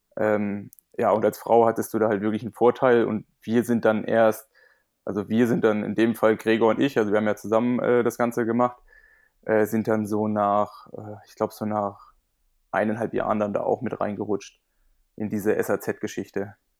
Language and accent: German; Berlin, Germany; moved away as an adult; also born or lived in Potsdam; ich bin ja ursprünglich Berliner